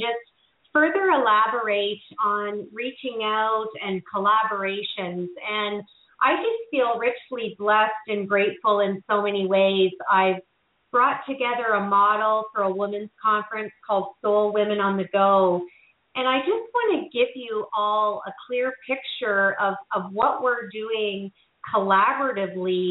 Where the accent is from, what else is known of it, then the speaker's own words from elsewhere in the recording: Canada; moved away; back to my home country of Canada